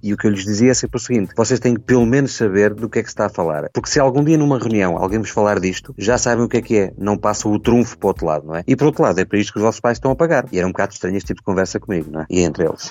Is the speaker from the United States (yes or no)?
no; Estoril, Lisbon, Portugal; also born or lived in Tires; now in Paços de Ferreira, Portugal; eu nasci no Estoril, entretanto, acabei por vir para o Porto, Passos de Ferreira e cá fiquei